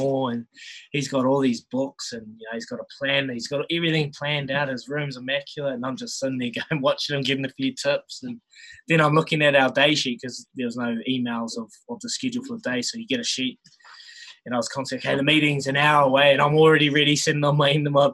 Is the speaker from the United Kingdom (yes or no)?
no; Hastings, Hawke's Bay, New Zealand; also born or lived in Marton; I grew up in Hawke's Bay in a dead end street